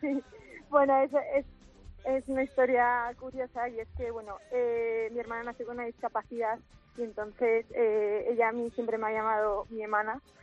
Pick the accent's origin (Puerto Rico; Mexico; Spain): Spain; Asturias; moved away as an adult; now in Valencia, Spain; soy asturiana